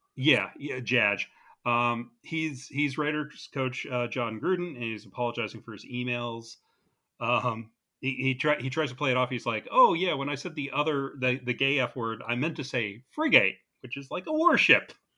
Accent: New Jersey, United States; two nerds from New Jersey.

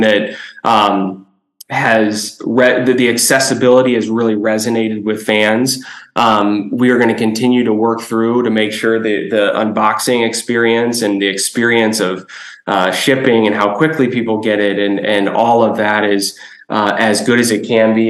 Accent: Chicago, Illinois, United States; born and raised in Chicago, a kid in the 90s

